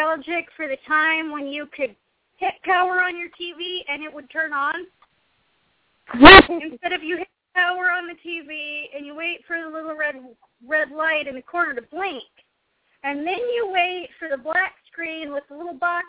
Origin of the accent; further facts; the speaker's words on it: Pacific Northwest, United States; I'm also from the Pacific Northwest.